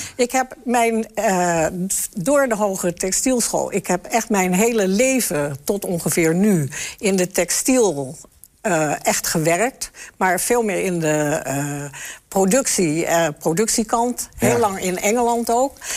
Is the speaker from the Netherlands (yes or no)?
yes; the West, western Netherlands, Netherlands; moved away as an adult; also born or lived in Enschede; Ik kom uit het Westen